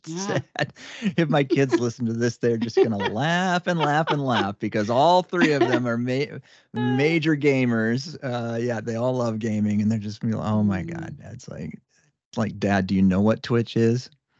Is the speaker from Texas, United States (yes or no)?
no; Indiana, United States; accent: Indiana accent; If anybody can't tell from the way that I slur words that I'm from Indiana.